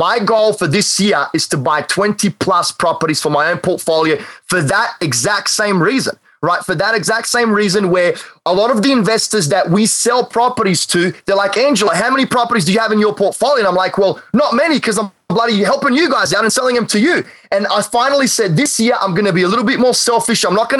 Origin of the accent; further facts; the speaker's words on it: North Carolina, United States; I'm actually not. I'm from North Carolina.